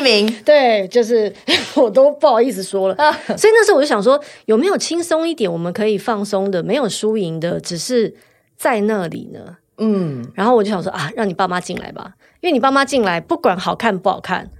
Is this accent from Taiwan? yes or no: yes; Taiwan; 我三十岁就来台湾了，我在这里读书长大